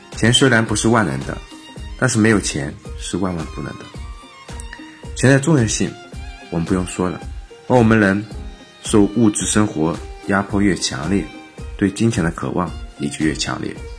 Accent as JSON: {"language": "Chinese", "country": "China", "said": "都说我们中国人聪明。因为我们是最会投机取巧的民族"}